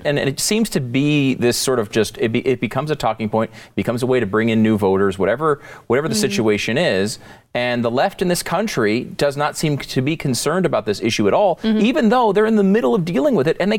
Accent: New York, United States; born there; I was born in New York.

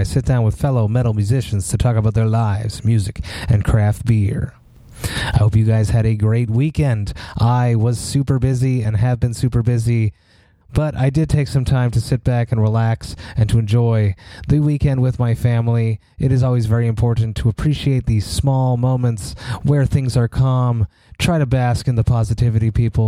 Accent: Montreal, Quebec, Canada; I'm extremely, extremely proud to be from Montreal and to have such a high quality festival in my hometown

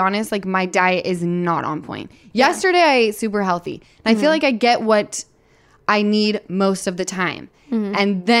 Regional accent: Utah, United States; I'm from Utah.

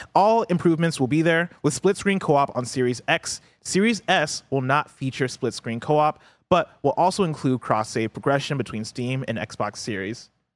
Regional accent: Illinois, United States; also born or lived in Nigeria; now in San Francisco, United States; I grew up in Illinois

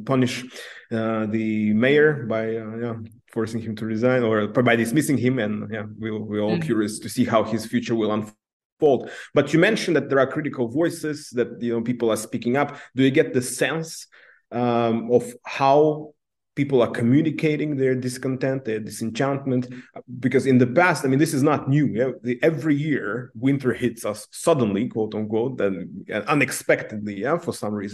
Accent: Namangan, Namangan Region, Uzbekistan; I come from Namangan myself, from the Fergana Valley, and growing up, I was always told that I'm from the periphery

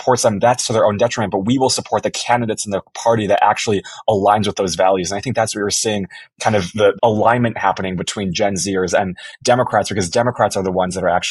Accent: Illinois, United States; I was born in Illinois

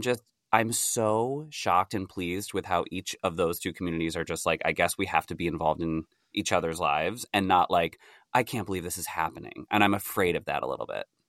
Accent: near Rochester, New York, United States; moved away; I grew up near Rochester

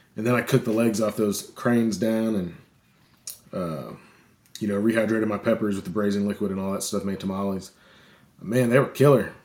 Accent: St. Louis, Missouri, United States; moved away as an adult; now in Arkansas, United States; I grew up in Saint Louis, and I moved to, uh, the small town in Arkansas to go to this, uh, to go to college

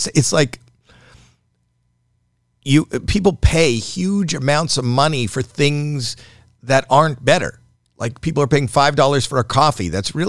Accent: Canada

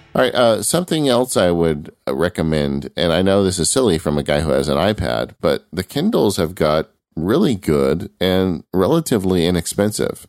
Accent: California, United States; I'm from California

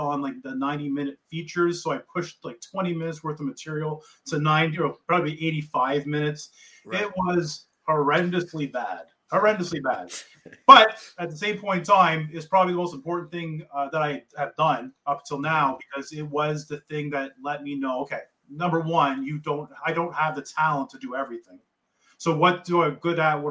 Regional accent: Kingston, Ontario, Canada; I grew up in Kingston.

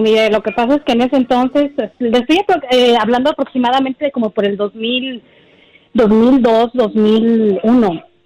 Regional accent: Mexico City, Mexico; yo soy de la Ciudad de México

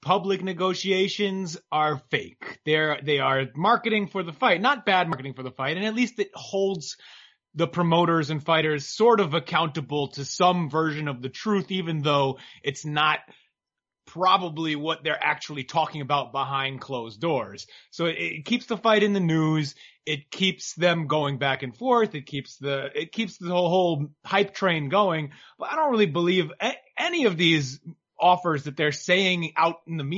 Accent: New York, United States; a New Yorker

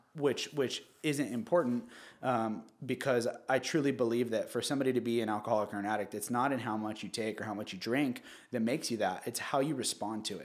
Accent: Newport Beach, California, United States; also born or lived in Santa Ana / Costa Mesa; I was born at Hogue Hospital in Newport. I was raised, um, Santa Ana, uh, Costa Mesa, Newport Beach eventually.

